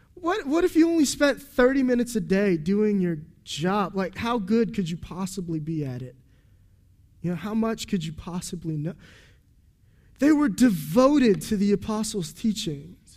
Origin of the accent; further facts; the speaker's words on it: United States; We're American